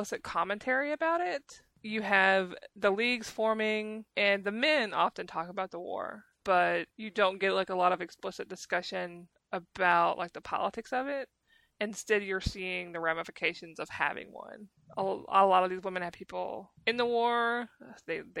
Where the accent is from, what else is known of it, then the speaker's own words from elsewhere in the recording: United States; I am American